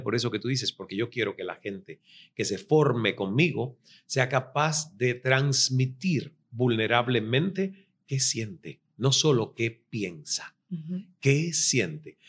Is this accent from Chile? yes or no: no; Cuba; moved away as an adult; also born or lived in Toronto